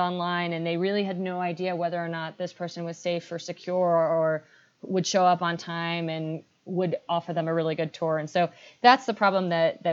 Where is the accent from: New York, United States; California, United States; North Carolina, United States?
New York, United States; also born or lived in northern Chile; I was initially born in the north of Chile. Actually, my mom's Chilean and my father's British. I grew up in New York